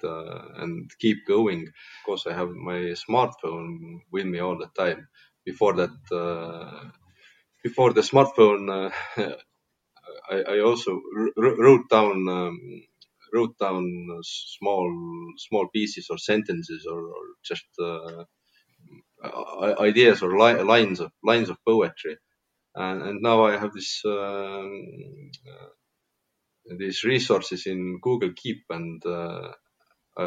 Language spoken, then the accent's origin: English; Tartu, Tartu County, Estonia; my hometown, Tartu